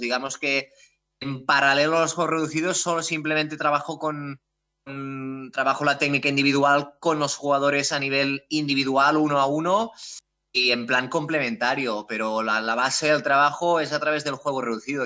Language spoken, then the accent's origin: Spanish; Terrassa, Catalonia, Spain; also born or lived in Amsterdam, Netherlands; yo soy de aquí, de Tarrasa, aquí cerca de Barcelona